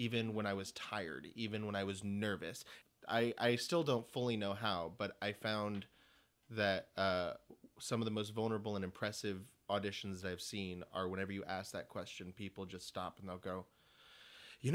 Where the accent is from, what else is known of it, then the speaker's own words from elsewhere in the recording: South Texas, United States; now in New York City, United States; I come from South Texas